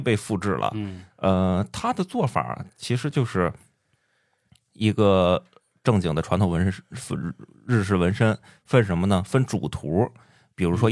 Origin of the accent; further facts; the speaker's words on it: Shandong, China; 我是山东人